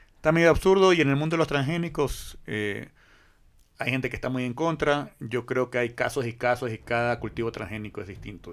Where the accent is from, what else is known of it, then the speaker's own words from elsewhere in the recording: Guayaquil, Guayas, Ecuador; como guayaquileño